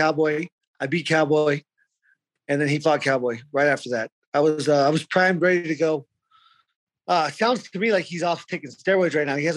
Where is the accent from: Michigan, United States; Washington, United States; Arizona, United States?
Arizona, United States; I'm from Arizona